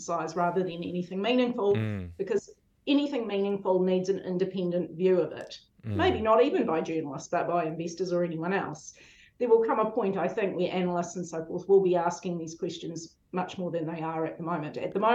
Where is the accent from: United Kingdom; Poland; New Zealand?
New Zealand; Pukekohe, Auckland; in the 80s, when I grew up in Pukekohe, you had one choice of where to go